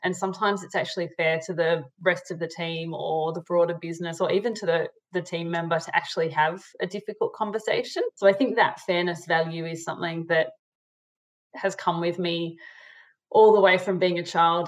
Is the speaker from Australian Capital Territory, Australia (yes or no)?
no; Sydney, New South Wales, Australia; I grew up in Sydney, Australia, in the eastern suburbs. So um, Maroubra near the beach.